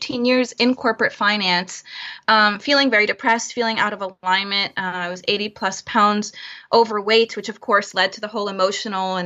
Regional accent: Florida, United States; also born or lived in Chicago, United States; now in San Francisco Bay Area, United States; I'm originally from Florida

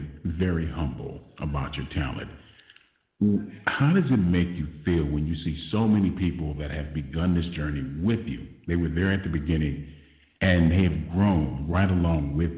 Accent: United States

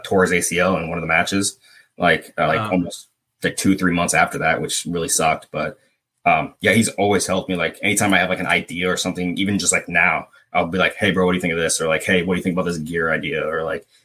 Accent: Midwest, United States; I'm from the Midwest

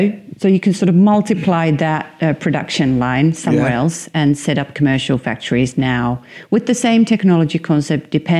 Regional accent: Tampere, Pirkanmaa, Finland; I'm from Tampere

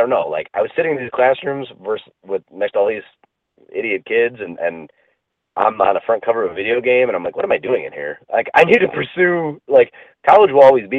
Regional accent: Cleveland, Ohio, United States; being born and raised in Cleveland.

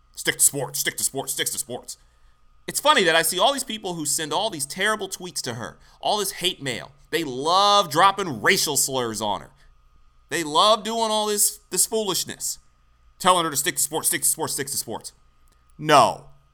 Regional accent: Detroit, Michigan, United States; we're both from Detroit, both went to Michigan State

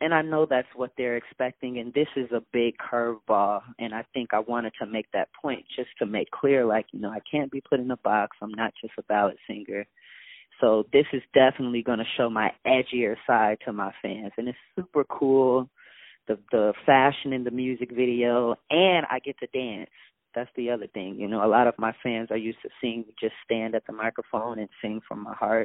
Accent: Rockford, Illinois, United States; I am a small town guy. I'm from Rockford, Illinois.

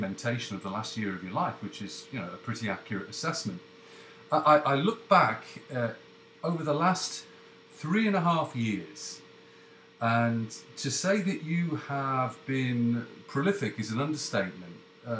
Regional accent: Canada; Yeah, yeah, I am actually from Canada, but I've got a Google New York number.

